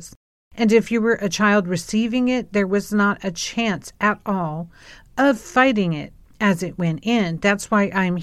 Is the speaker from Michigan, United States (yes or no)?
no; California, United States; I grew up in California